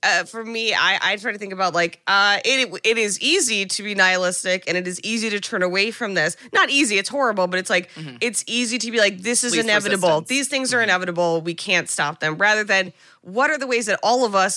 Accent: United States; as an American

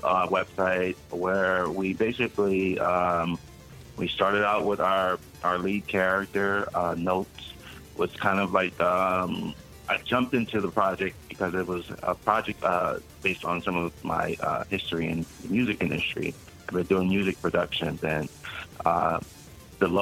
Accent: Los Angeles, California, United States; I grew up in Los Angeles.

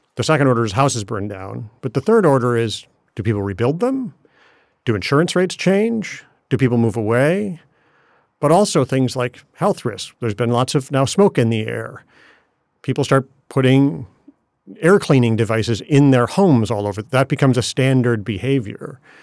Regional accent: Ann Arbor, Michigan, United States; moved away; I grew up in Ann Arbor, Michigan

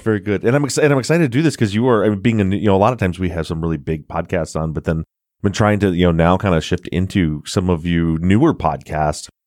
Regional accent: Michigan, United States; I'm from Michigan

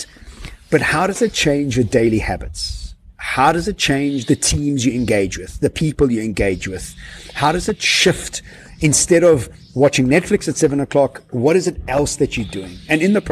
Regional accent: Johannesburg, Gauteng, South Africa; I come from Joburg, and in Joburg, everybody goes to work, to gym, and the draw.

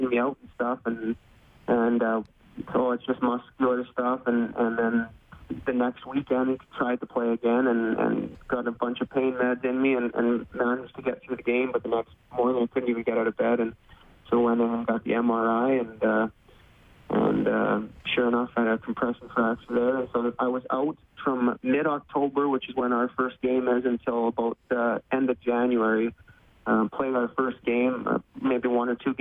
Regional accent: Pilot Mound, Manitoba, Canada; moved away as an adult; also born or lived in South Dakota / Bemidji, Minnesota; now in Wichita, United States; I grew up in a small town of about 500 people, Pilot Mountain, Manitoba.

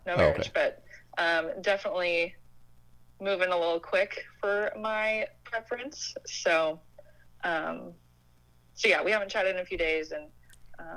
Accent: Portland, United States; from Portland, and I work in finance

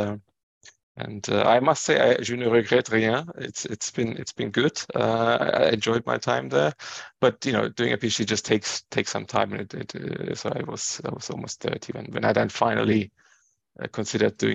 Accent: Ingolstadt, Bavaria, Germany; moved away as an adult; now in United Kingdom; I was born and raised in Germany. My parents came to Germany to study and met there, and then they just stayed there. I grew up in a small Bavarian town. In Ingolstadt

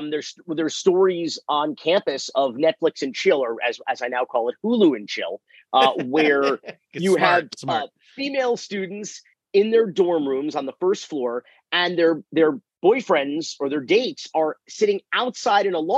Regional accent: Miami, Florida, United States; I'm from Miami

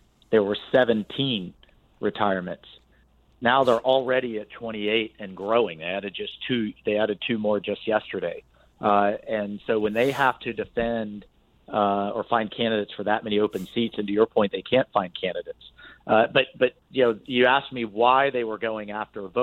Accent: Jacksonville, Florida, United States; my hometown of Jacksonville

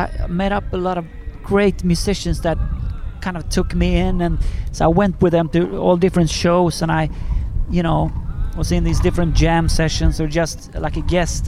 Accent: Sweden; I'm from Sweden

